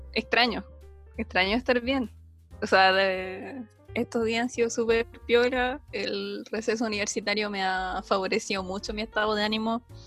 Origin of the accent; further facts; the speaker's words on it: Recoleta, Santiago Metropolitan Region, Chile; moved away as an adult; now in Santiago, Chile; yo no me considero como santiaguina, yo soy nacida y criada en Recoleta